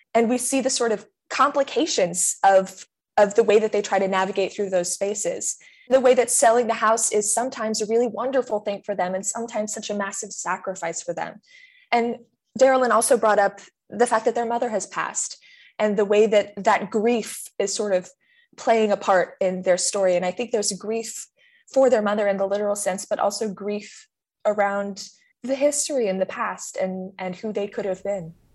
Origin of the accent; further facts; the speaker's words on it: California, United States; I'm from California